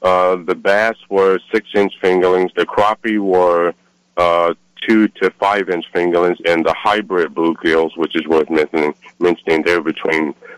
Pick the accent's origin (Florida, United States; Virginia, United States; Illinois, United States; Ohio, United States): Virginia, United States; moved away as an adult; now in California, United States; Yeah, so I came from Virginia, moved here about 19 years ago, came to California just like a lot of other guys looking for the California fishing dream.